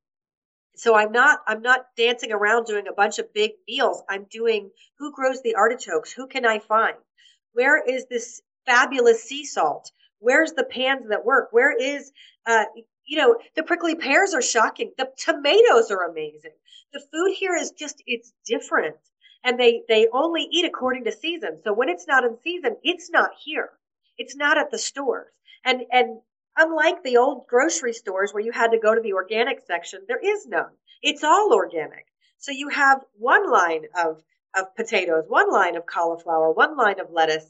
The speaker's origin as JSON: {"language": "English", "country": "United States", "moved": "as an adult", "lives_now": "Malta", "said": "I'm an American author"}